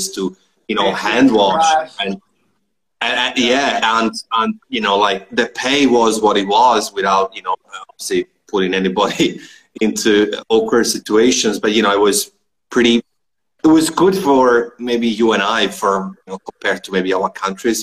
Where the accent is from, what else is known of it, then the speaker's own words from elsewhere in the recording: Trento, Trentino-Alto Adige, Italy; moved away; also born or lived in Melbourne, Australia; technically I'm from Trento, which is not far from Trieste